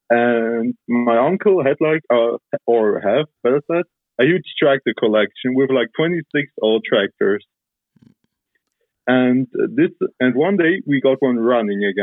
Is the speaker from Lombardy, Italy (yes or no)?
no; Trentino-Alto Adige, Italy; I'm from South Tyrol, Italy.